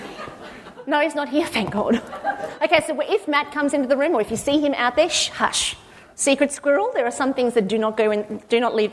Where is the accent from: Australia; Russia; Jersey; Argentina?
Australia; Cronulla, New South Wales; I was living in Sydney. I'm originally from Cronulla.